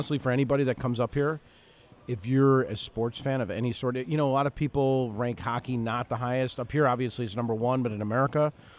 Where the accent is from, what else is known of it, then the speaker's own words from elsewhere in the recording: Chicago, Illinois, United States; I grew up in Chicago